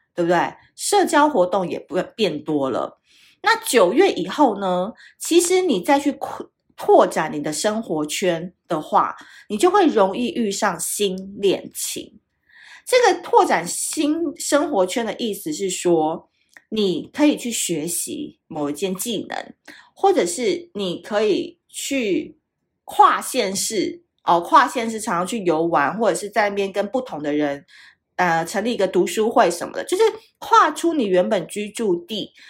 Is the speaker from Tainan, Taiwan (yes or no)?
yes; Tainan, Taiwan; now in Taipei, Taiwan; 台南就是大家都知道是我的故乡嘛，那虽然我，我长期是住在台北，但是呢，我哥哥他们一家人都还住在台南